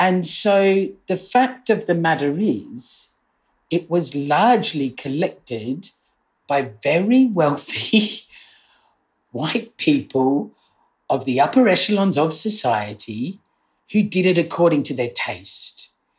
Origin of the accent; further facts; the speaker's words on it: Australia; now in United Kingdom; I grew up in Australia